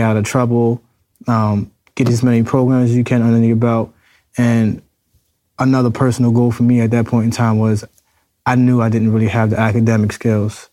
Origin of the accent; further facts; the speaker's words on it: New York City, New York, United States; I'm from the Bronx, New York